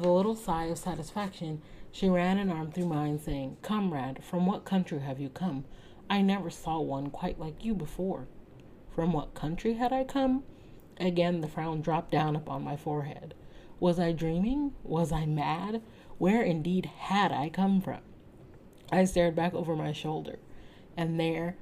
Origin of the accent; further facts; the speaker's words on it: United States; As an American